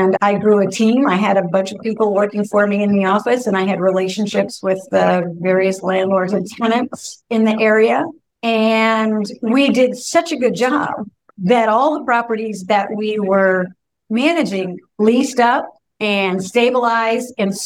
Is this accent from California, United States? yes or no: yes; North Bay, California, United States; I had opened an office in my hometown